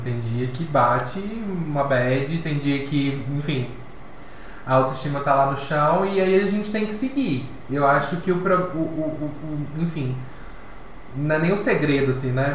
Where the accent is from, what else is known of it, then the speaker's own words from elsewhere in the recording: Divinópolis, Minas Gerais, Brazil; Eu morava na minha cidade, sou de Divinópolis